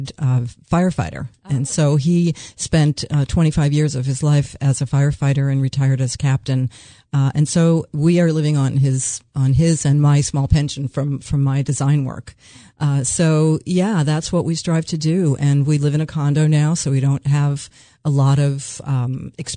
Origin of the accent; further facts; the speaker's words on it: New York, United States; also born or lived in Phoenix, Arizona; now in Milford, Delaware, United States; We grew up in New York and we were at the beaches all summer, and then we spent 30 years of our lives in Phoenix in the desert